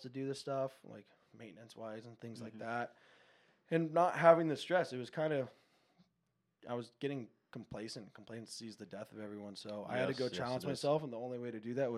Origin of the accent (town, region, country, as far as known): Encinitas, California, United States; born or raised there; also born or lived in Palm Desert, California